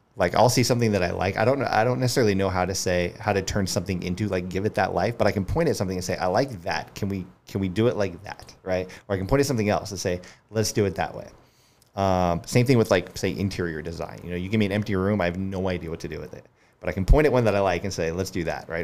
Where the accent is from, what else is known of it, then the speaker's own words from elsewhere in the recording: Colorado Springs, Colorado, United States; moved away as an adult; also born or lived in Denver, Colorado / Littleton, Colorado; now in Charleston, United States; I grew up in Colorado Springs and then moved to Denver